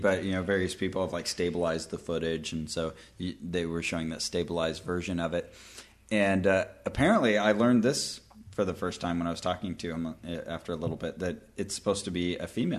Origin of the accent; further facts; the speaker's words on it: Santa Cruz, California, United States; So I returned to my hometown of Santa Cruz, California.